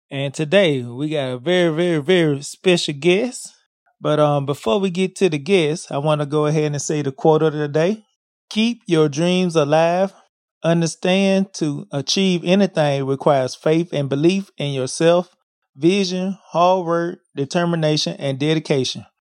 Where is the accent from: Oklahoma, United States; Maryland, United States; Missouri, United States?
Maryland, United States; Baltimore; Yes, I'm born and raised